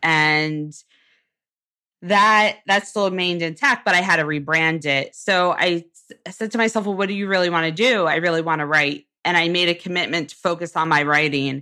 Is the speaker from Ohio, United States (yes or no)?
no; Jersey Shore, New Jersey, United States; I actually grew up in a small Jersey Shore town